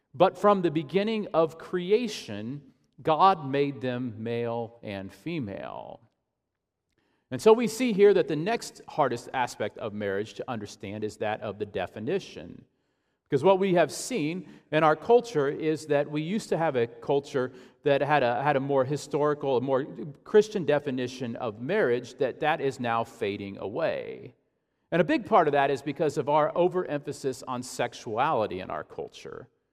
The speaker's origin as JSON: {"language": "English", "town": "Ashland", "region": "Illinois", "country": "United States", "tie": "born or raised there", "said": "my hometown, Ashland, Illinois"}